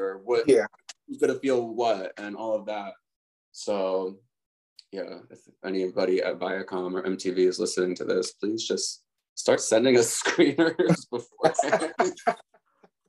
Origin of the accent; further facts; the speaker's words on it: right outside of Philly, Pennsylvania, United States; I grew up right outside of Philly too